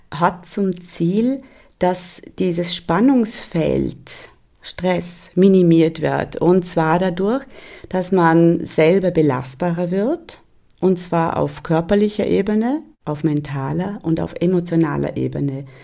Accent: North Rhine-Westphalia, Germany; Bei uns in Westfalen gibt es

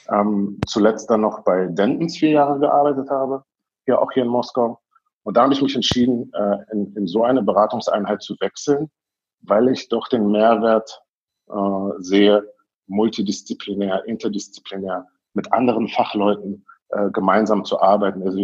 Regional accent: Berlin, Germany; moved away as an adult; now in Moscow, Russia; Ähm, ich bin äh, ja in Berlin groß geworden, in West-Berlin äh, in Berlin zugelassener Anwalt auch.

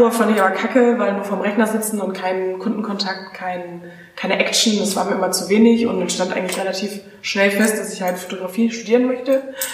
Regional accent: Geilenkirchen, North Rhine-Westphalia, Germany; now in Berlin, Germany; ich komme ja auch nicht aus der großen Welt, ich komme aus Geilenkirchen.

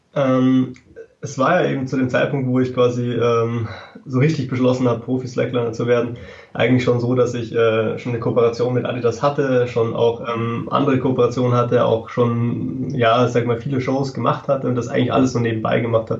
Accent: Freising, Bavaria, Germany; ich komme aus Freising bei München

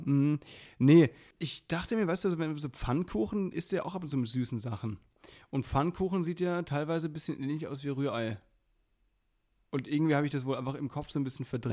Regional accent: Baden-Württemberg, Germany; now in Berlin, Germany; bei uns im, im Badischen, da wo ich herkomme

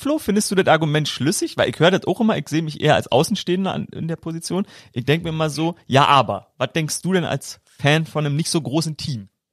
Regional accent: Brandenburg, Germany; als Brandenburger Jungen schon äh, auf dem Trecker

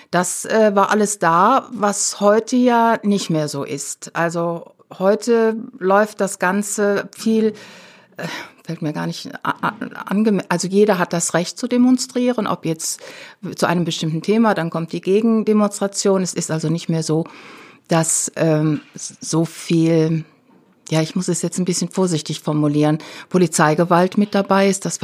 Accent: Rhineland, Germany; Ja, also ich war damals nicht in Berlin. Ich bin keine Berlinerin, ich bin Rheinländerin.

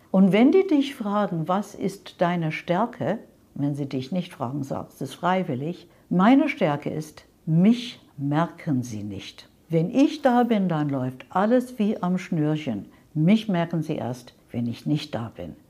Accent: London, United Kingdom; German is a second language; moved away as an adult; now in Munich, Germany; Ursprünglich aus London, also England, ja. London, nicht Kanada. Bin mit 25 Jahren hierher gekommen nach München

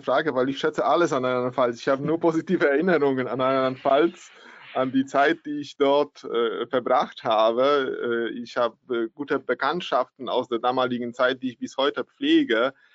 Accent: Poland

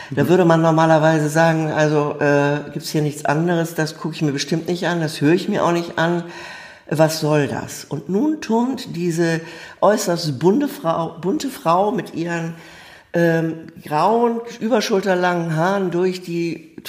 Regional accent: Bremen, Germany; einfach aufgewachsen in Bremen, zur Schule gegangen, habe Abitur gemacht

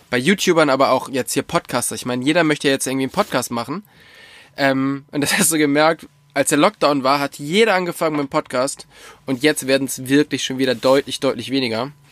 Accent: Bavaria, Germany; in der fränkischen Schweiz. Nice. Vorteil ist halt, ich lerne wirklich mal so ein bisschen was von meiner Heimat kennen, was ich noch gar nicht so kenne.

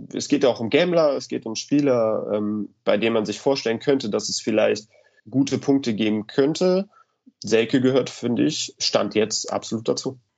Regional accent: Cologne, North Rhine-Westphalia, Germany; meine Heimatstadt Köln

